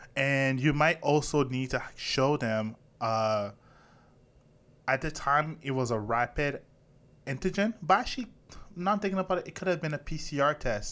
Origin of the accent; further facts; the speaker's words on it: Canada; I'm Canadian